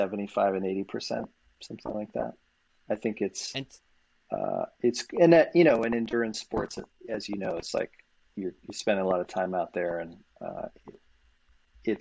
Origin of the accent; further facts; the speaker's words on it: Boulder, Colorado, United States; So I grew up in Boulder, Colorado